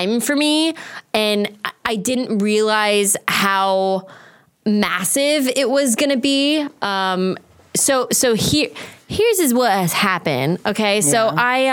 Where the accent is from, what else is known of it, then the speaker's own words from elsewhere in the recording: Apple Valley, California, United States; I grew up in Apple Valley.